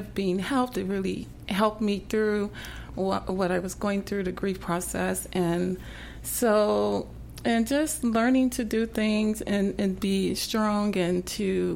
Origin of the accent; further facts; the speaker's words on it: Long Beach, California, United States; also born or lived in West Side, Los Angeles; I grew up in Long Beach, California